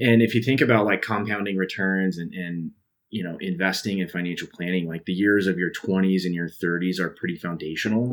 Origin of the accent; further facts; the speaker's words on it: Salt Lake City, Utah, United States; now in Idaho, United States; I grew up in Salt Lake City